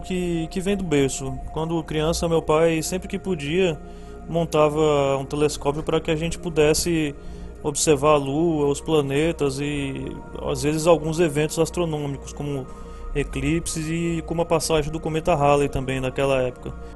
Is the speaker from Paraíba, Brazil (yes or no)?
yes; João Pessoa, Paraíba, Brazil; sou de João Pessoa, na Paraíba.